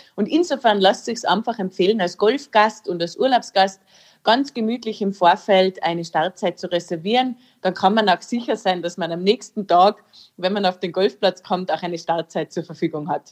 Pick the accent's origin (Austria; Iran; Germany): Austria; bei uns in Österreich